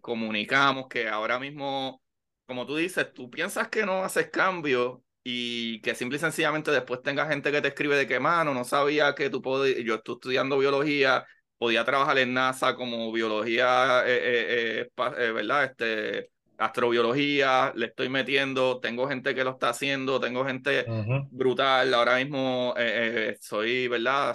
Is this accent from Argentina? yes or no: no; Bayamón, Puerto Rico; Yo soy de Bayamón, pero la octava sección de Bayamón que es al lado de Pradera y yo estudié en la Emilio Milán, la Basilio y me gradué de la Pedro Albizu